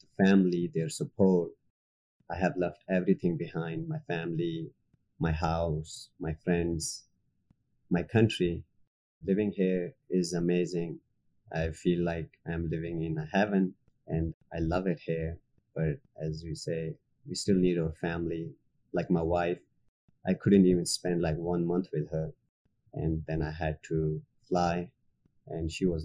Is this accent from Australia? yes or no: no; Afghanistan; moved away as an adult; now in United States; When we moved from Afghanistan, I was one of the 76,000 Afghans